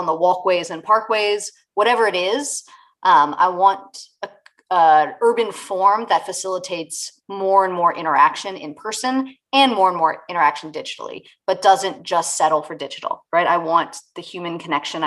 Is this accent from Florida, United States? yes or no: no; Richmond, Virginia, United States; moved away as an adult; I grew up in Richmond, Virginia, where I have just moved back to after a 20-year hiatus.